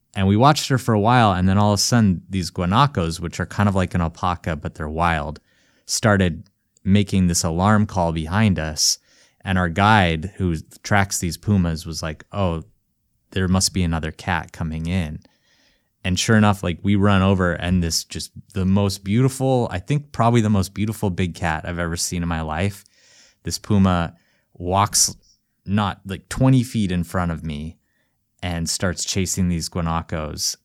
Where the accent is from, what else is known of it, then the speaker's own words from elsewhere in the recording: Missoula, Montana, United States; my hometown, Missoula, Montana